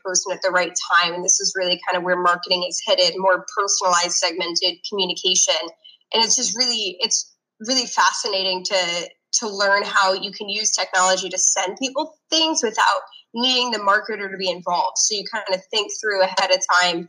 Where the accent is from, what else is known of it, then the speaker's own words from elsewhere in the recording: Northeast, United States; I grew up in the Northeast